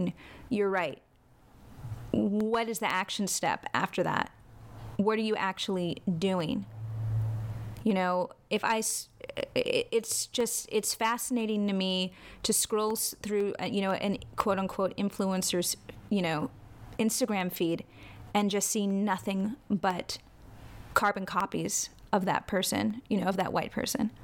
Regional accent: New York, United States; I was born in New York

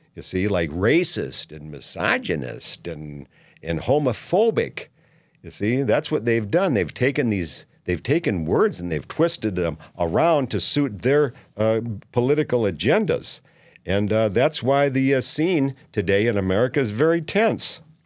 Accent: Minneapolis, Minnesota, United States; now in Saint George, United States; I'm from Minneapolis

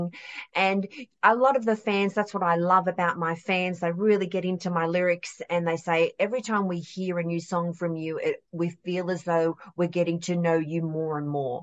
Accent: Australia; I'm from Australia. I'm an Aussie country kid

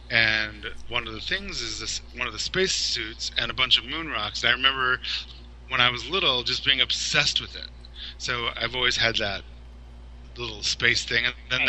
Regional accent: Roswell, New Mexico, United States; I grew up in Roswell, New Mexico.

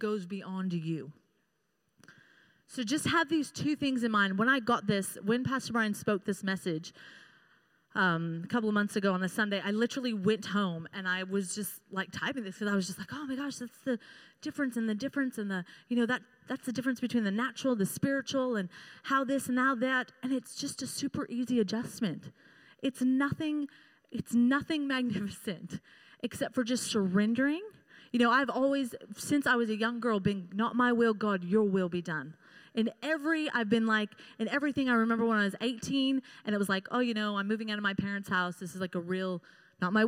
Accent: United States; I've grown up in America

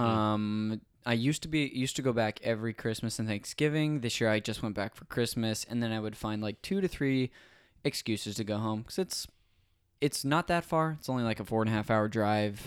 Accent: Modesto, California, United States; moved away as an adult; also born or lived in Azusa, California; now in Los Angeles, United States; I'm from there, um, lived up there my whole life until I went to school in Azusa, California

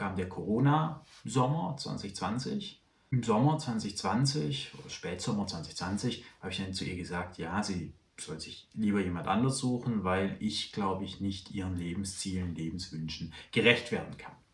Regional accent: Baden-Württemberg, Germany; Also ich bin aufgewachsen in Süddeutschland, in Württemberg. Also Baden-Württemberg heißt das Bundesland, aber es ist durchaus ein Unterschied, ob man in Baden aufwächst oder in Württemberg.

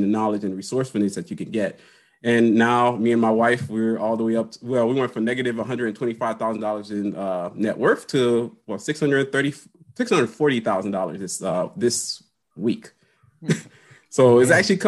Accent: Haiti; moved away; also born or lived in Miami, Florida, United States; I was born in Miami. My mom couldn't take care of me. Yeah. And she sent me to Haiti to live

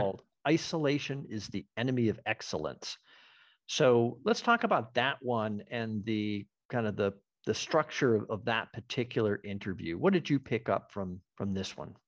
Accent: Western Massachusetts, United States; I'm from Western Mass.

